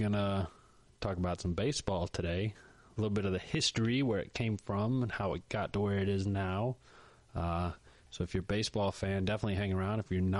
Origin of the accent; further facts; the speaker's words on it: North Carolina, United States; I grew up in North Carolina and the nearest team was Atlanta, 4 hours away.